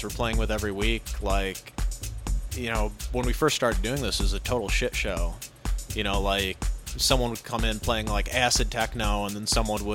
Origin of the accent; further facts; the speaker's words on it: Pontiac, Michigan, United States; I'm a DJ from Pontiac.